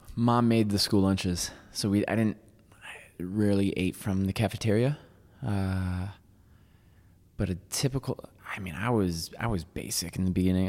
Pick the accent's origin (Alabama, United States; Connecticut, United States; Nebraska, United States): Connecticut, United States; Waterbury; moved away; also born or lived in New York City; I grew up in Waterbury, Connecticut